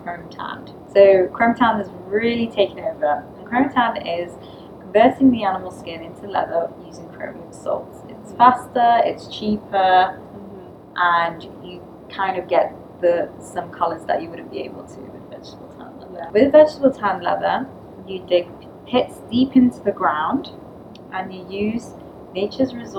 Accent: London, United Kingdom; I'm from Bethnal Green

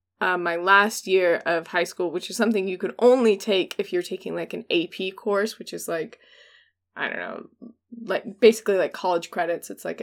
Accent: United States; of course, we're American, and everything's about us.

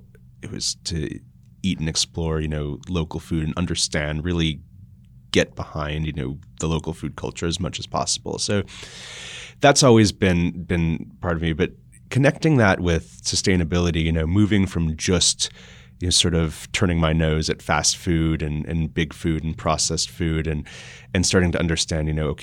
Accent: Austria; born there; Well, I was born in Austria, and so I would spend a lot of time there in the summers.

